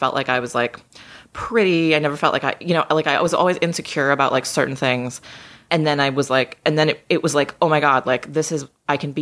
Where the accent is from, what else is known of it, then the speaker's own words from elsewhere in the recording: just outside of Boston, Massachusetts, United States; I grew up just outside of Boston.